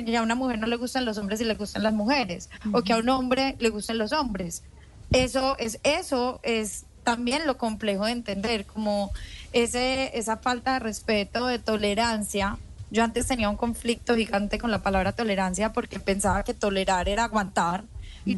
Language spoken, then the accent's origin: Spanish; Colombia; yo soy colombiana